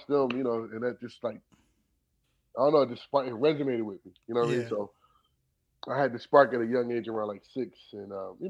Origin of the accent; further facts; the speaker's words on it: Philadelphia, Pennsylvania, United States; growing up in Philly, I'm born in '82